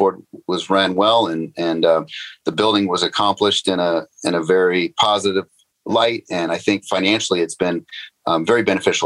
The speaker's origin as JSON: {"language": "English", "region": "Northern California", "country": "United States", "tie": "born or raised there", "said": "I grew up in Northern California."}